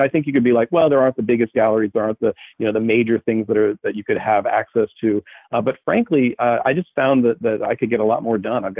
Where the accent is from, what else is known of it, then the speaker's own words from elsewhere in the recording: Richmond, Virginia, United States; also born or lived in New York City; I grew up in Richmond, and I moved to New York